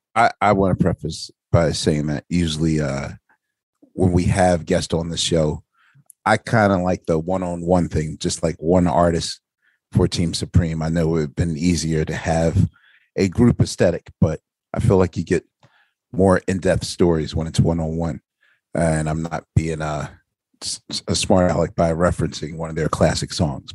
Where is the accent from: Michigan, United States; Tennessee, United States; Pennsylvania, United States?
Pennsylvania, United States; Philadelphia; I'm a Philadelphian